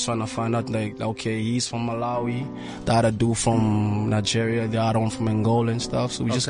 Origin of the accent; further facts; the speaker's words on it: Brazzaville, Republic of the Congo; moved away; Also known as … I'm from Congo, Brazzaville.